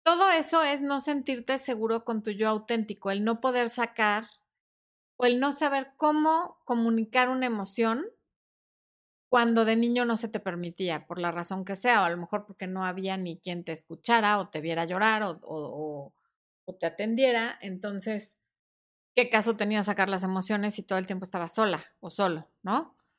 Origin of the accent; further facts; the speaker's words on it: Mexico; somos mexicanos